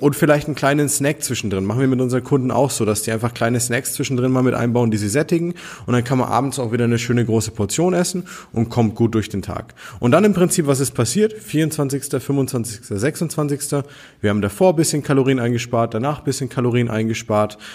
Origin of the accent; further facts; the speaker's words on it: Nuremberg, Bavaria, Germany; wir kommen aus Nürnberg hier